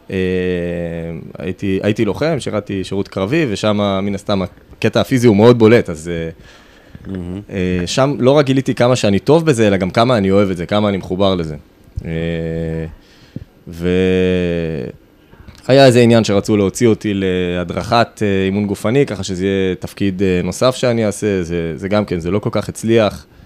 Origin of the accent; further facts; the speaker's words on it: Kfar Saba, Central District, Israel; אז אה, אני גדלתי פה, בכפר סבא.